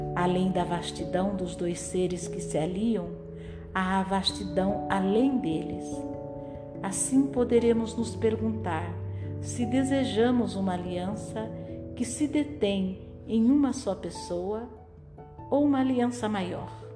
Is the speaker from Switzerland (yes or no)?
yes; Geneva, Switzerland; Portuguese is a second language; eu sou de Genebra e aprendi o português